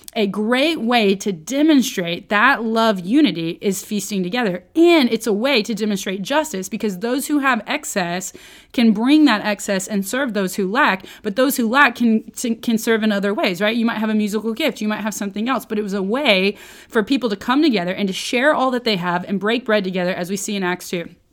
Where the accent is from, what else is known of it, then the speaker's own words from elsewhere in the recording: Oklahoma, United States; I grew up in Oklahoma, but I'm not, I really was more of a city folk.